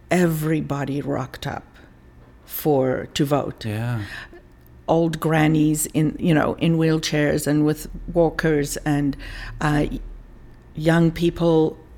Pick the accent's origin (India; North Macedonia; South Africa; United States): South Africa; It was. Uh, you know, I was growing up in the 60s and 70s